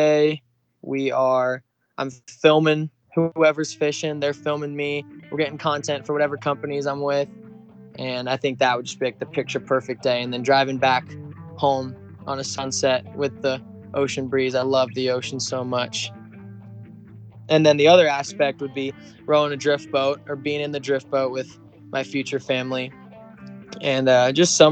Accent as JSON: {"language": "English", "town": "Boise", "region": "Idaho", "country": "United States", "tie": "born or raised there", "also_born_or_lived": "Tampa Bay, Florida", "said": "when I was about 5 years old in kindergarten, my family decided to move to Boise, Idaho."}